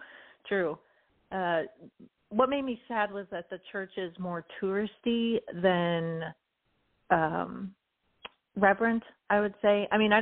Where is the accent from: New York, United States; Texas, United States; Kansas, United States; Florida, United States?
Kansas, United States; moved away; also born or lived in Las Vegas / California; And I'm from Kansas, so Kansas has a soft spot for me